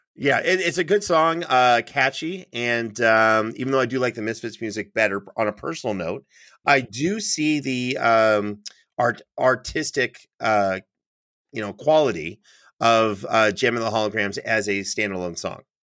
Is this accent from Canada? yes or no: yes; Canada; moved away; I'm from Canada